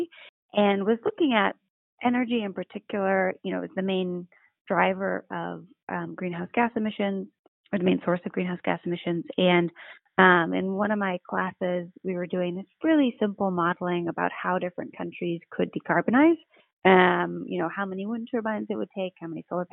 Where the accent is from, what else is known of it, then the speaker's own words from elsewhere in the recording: California, United States; I'm from California